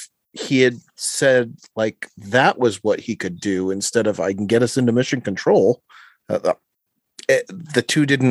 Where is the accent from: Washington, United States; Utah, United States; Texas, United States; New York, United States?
New York, United States; Brooklyn; Representing Queens. I was raised out in Brooklyn.